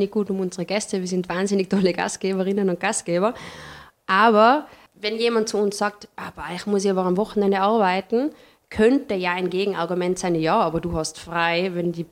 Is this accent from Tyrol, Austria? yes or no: yes; Tyrol, Austria; also born or lived in Vienna; Ich komme aus dem Paznaun, das ist mir schon vor, vorweggenommen worden.